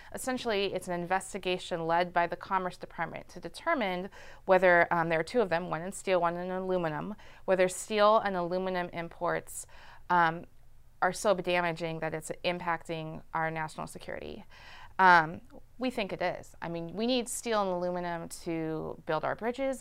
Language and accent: English; California, United States; moved away; California, my home state